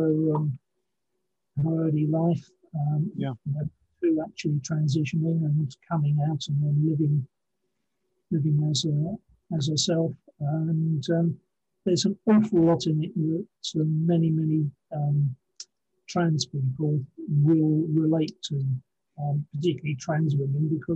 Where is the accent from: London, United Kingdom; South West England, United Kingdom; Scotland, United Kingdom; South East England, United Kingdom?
South East England, United Kingdom; Henfield; also born or lived in Brighton; now in Ipswich, United Kingdom; eventually settled just outside of Brighton, a village called Henfield, and just before I was five. So then I was sort of brought up in the Henfield village